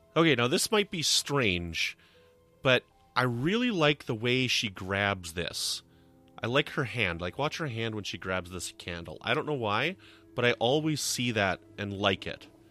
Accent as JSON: {"language": "English", "country": "Canada", "said": "I'm from Canada"}